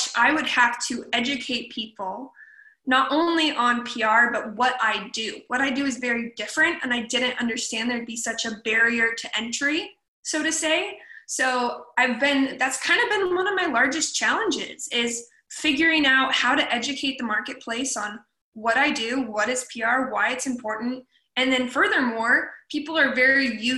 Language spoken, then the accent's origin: English; Portland, Oregon, United States; moved away as an adult; also born or lived in Los Angeles, California; now in Ventura, United States; Born and raised in Portland, Oregon, so Pacific Northwest girl at heart